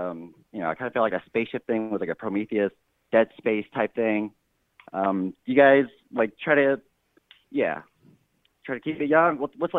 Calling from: Texas, United States; Hi, this is … calling from Texas.

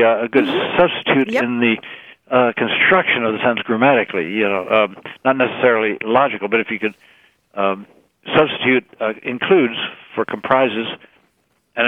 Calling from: West Pawlet, Vermont, United States; calling from... West Paulet, Vermont

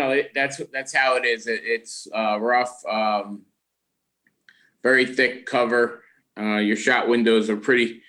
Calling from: Stony Creek, New York, United States; as Nick said, I'm calling from Stony Creek, New York, which is a small town of about 650 people in the southern Adirondacks of New York.

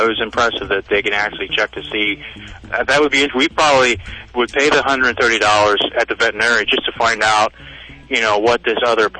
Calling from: Dover, Delaware, United States; Right now, I'm in Dover, Delaware.

